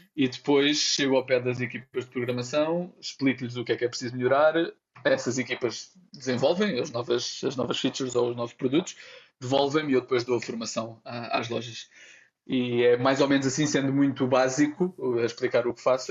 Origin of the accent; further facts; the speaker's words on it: Santarém, Santarém District, Portugal; moved away as an adult; also born or lived in Lisbon, Portugal / Brazil; now in Amsterdam, Netherlands; Eu nasci em Santarém